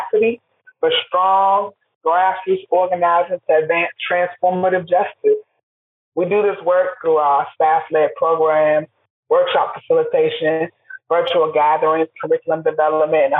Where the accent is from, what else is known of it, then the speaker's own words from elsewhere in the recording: Washington, District of Columbia, United States; now in Durham, United States; I'm originally from Washington, D.C. I'm a native, come from multiple generations, and D.C. means a lot to me. It shaped me, built my foundation